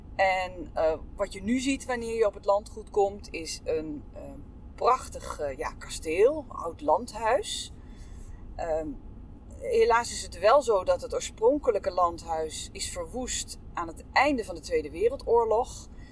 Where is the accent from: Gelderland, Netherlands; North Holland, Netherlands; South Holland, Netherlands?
Gelderland, Netherlands; Veluwezoom, along the IJssel; moved away; het is de plek waar ik ben opgegroeid. Ik heb mijn hele jeugd doorgebracht aan de Veluwezoom, langs de IJssel